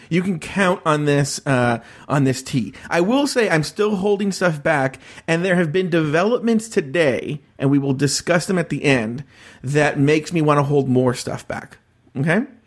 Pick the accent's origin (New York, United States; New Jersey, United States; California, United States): California, United States; Los Angeles; I'm a podcaster from Los Angeles, California